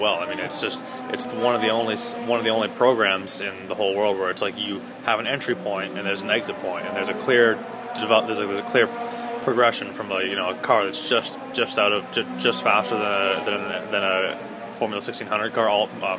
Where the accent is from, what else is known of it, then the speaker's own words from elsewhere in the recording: Stouffville, Ontario, Canada; also born or lived in Toronto, Ontario; I was born in Toronto, Ontario. Grew up in Stouffville. It's a small suburb north of Toronto